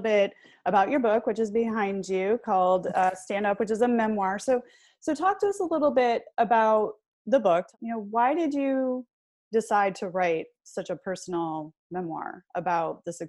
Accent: Michigan, United States; I grew up in Michigan, actually, so we had a 10-cent deposit on bottles

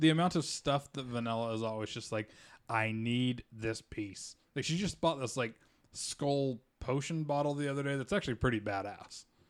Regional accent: Utah, United States; growing up in Utah

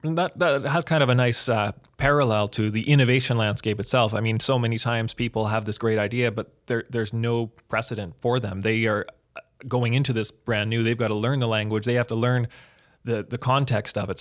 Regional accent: Edmonton, Alberta, Canada; I am from the Edmonton area here

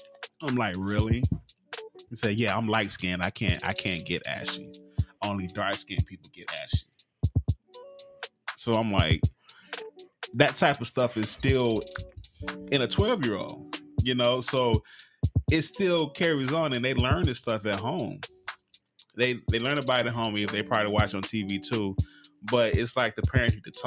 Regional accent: Mississippi, United States; moved away as an adult; now in Las Vegas, United States; I was born and raised in the South.

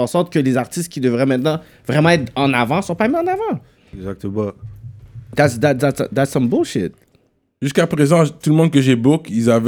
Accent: Montreal, Quebec, Canada; born there; Parce que moi, je suis né à Saint-Michel, mais j'habite dans l'Ouest.

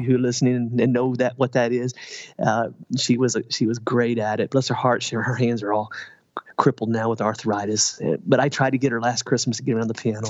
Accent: Southern Indiana, United States; I'm originally from Southern Indiana

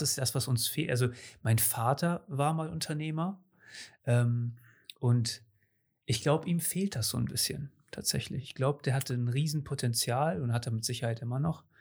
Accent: Cuxhaven, Lower Saxony, Germany; ich bin hier in Cuxhaven geboren und größtenteils aufgewachsen

